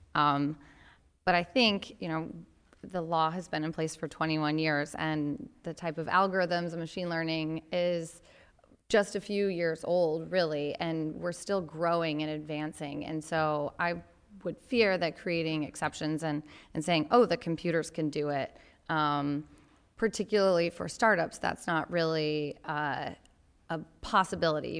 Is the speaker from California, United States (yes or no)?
no; Grand Rapids, Michigan, United States; from my hometown of Grand Rapids, Michigan.